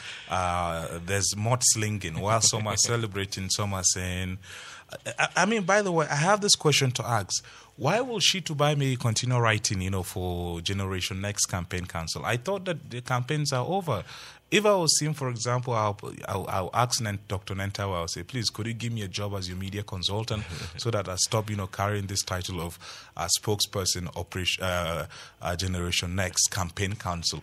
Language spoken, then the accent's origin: English; Plateau, Nigeria; I'm a Plateau, I'm from Plateau, and I know how our people love to work with their hands